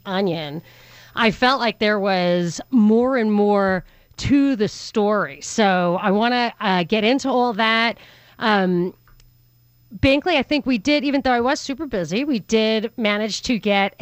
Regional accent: New York, United States; I'm from New York

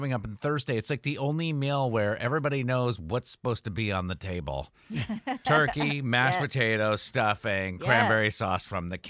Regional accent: Vermont, United States; moved away; I'm originally from Vermont, almost honorary Canadian.

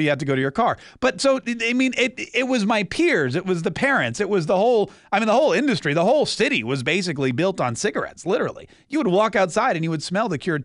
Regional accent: Winston-Salem, North Carolina, United States; I grew up in Winston-Salem, North Carolina.

